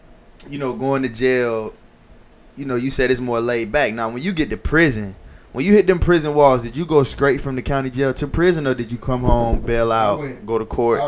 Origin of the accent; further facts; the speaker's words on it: Columbia, South Carolina, United States; growing up in Columbia, South Carolina